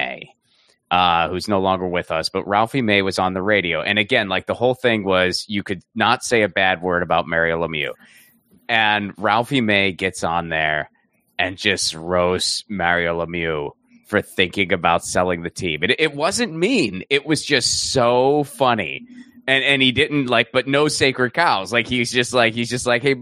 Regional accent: Pittsburgh, Pennsylvania, United States; I grew up in Pittsburgh

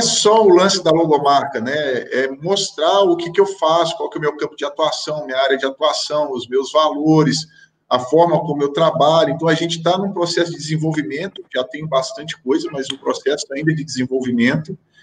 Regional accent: Brazil; moved away as an adult; é muito importante eu manter laços com o meu país de origem, né? É, é onde eu sou enraizado, eu tenho total interesse de voltar a atuar no Brasil como treinador.

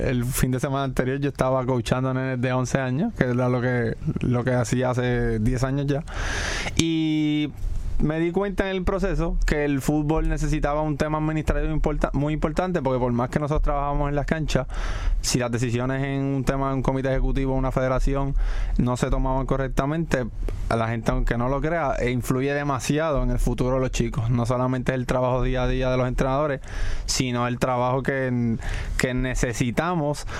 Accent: Corozal, Puerto Rico; Sabía la necesidad que había en mi pueblo de hacer de crear fútbol y comienzo a capacitarme como entrenador y fundé un club en Corozal

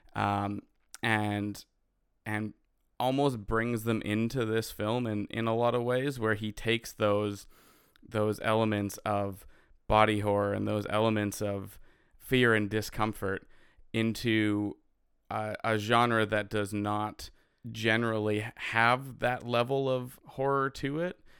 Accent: Canada; I'm a Canadian filmmaker who understands the struggles of being a Canadian filmmaker

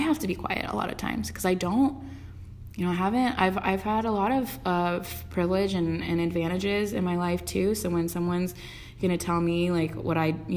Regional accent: Westlake Village, California, United States; I was raised in Westlake Village and like went to Cabo every summer

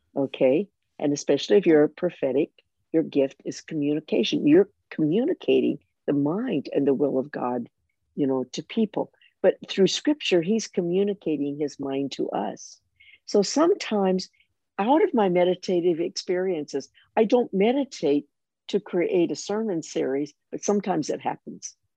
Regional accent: United States; moved away; as an American

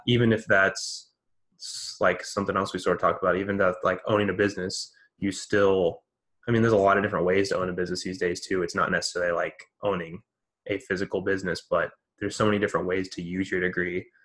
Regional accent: United States

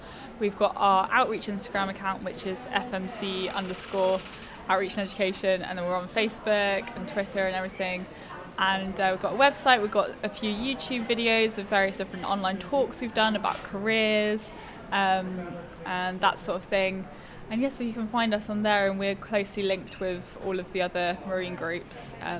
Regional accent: Sussex, South East England, United Kingdom; now in Falmouth, United Kingdom; Yeah, so I've always grown up by the sea. I'm from Sussex and obviously now living in Falmouth, so I've always been by the sea.

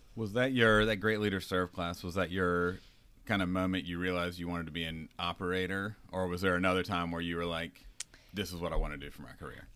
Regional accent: North Carolina, United States; moved away as an adult; now in California, United States; I'm from North Carolina, and I grew up there

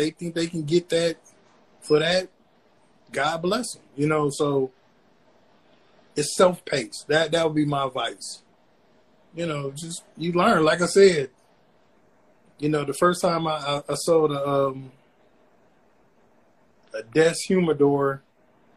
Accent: Flint, Michigan, United States; I'm born and raised from Flint, Michigan. I'm from Buick City

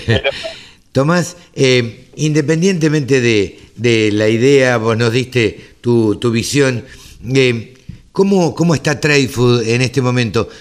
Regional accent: Maipú, Buenos Aires Province, Argentina; en Maipú, en mi pueblo, así que este, cerca de Dolores.

